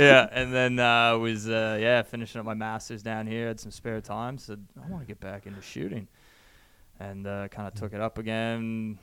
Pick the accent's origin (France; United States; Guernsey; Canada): Canada; also born or lived in Victoria, Australia; now in Australia; Growing up in Canada